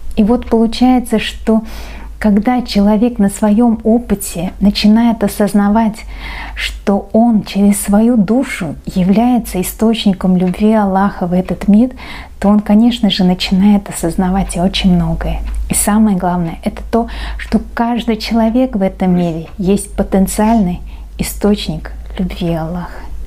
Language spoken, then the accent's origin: Russian; Uzbekistan; я узбечка